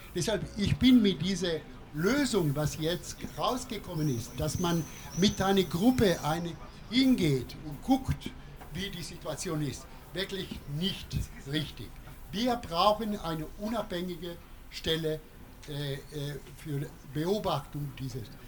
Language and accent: German; Italy; German is a second language; now in Freiburg, Germany; ich selber als Italiener